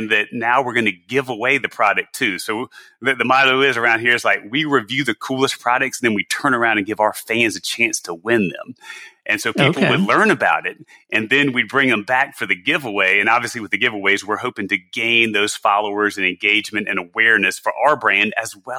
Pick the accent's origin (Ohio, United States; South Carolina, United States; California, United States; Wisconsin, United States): South Carolina, United States; moved away; I'm from South Carolina originally.